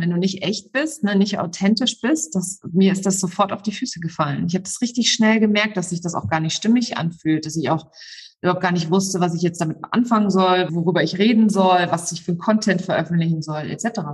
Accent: Saarland, Germany; Ich bin äh, im Saarland aufgewachsen

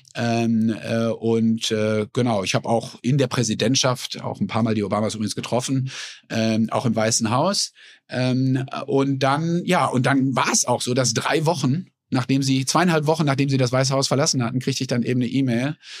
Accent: Sauerland, North Rhine-Westphalia, Germany; moved away as an adult; now in United States; Also ich bin ja in den 70er Jahren in einem gesunden sozialdemokratischen Haushalt im Sauerland groß geworden

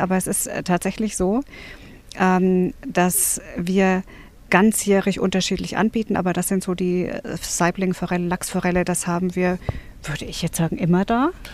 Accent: Bavaria, Germany; now in Brandenburg, Germany; Ich komme ja ursprünglich aus Bayern

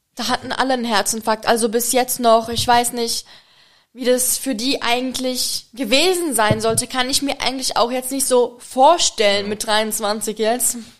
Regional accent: Czechia; German is a second language; also born or lived in Germany / Egypt; now in Maldives; ursprünglich komme ich aus der Tschechei

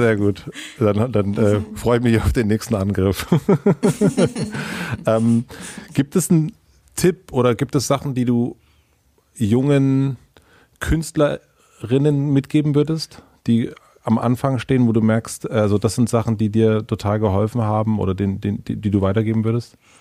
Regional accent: southern Brandenburg, Germany; ich bin in Süden Brandenburgs aufgewachsen

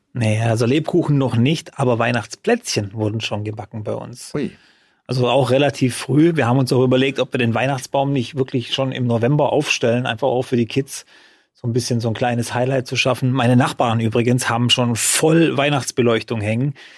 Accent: Freudenstadt, Baden-Württemberg, Germany; in Freudenstadt, in meiner Heimatstadt

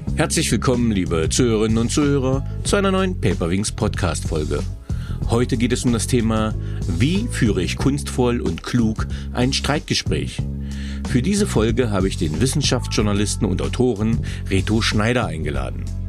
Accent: Germany; ich bin in Deutschland aufgewachsen

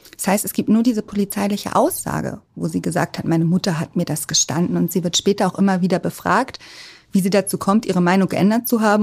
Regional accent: Hamburg, Germany; also born or lived in Munich / Berlin; als Hamburgerin sind wir alle HSV-Fans

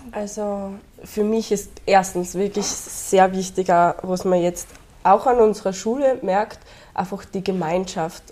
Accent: Austria; meine Heimat auch. Mhm. Nicht nur Österreich, sondern auch Europa

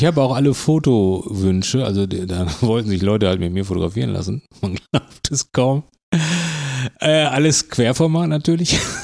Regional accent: Bochum, North Rhine-Westphalia, Germany; ich komme ja aus Bochum

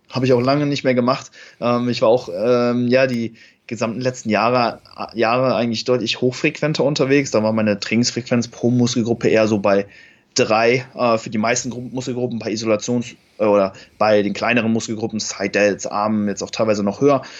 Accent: Cologne, North Rhine-Westphalia, Germany; ich komme aus Köln

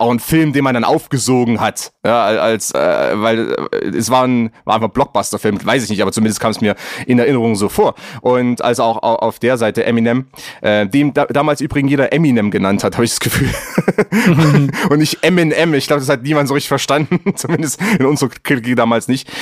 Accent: Plauen, Saxony, Germany; ich bin aufgewachsen im, im Vogtland. Das ist äh, Dreiländereck, ähm, Thüringen, Sachsen, Bayern, Tschechien, eigentlich vier Ländereck, wenn man wenn man es mal ganz genau nimmt. Ja. Und äh, im Plauen

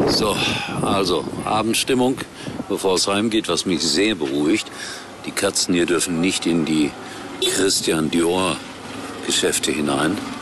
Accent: Germany; bei uns in Deutschland

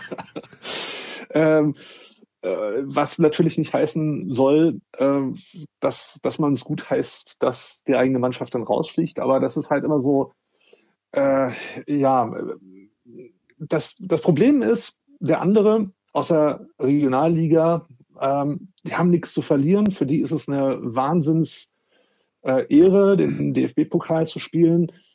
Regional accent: Wolfsburg, Lower Saxony, Germany; now in Hamburg, Germany; bin aber gebürtiger Wolfsburger

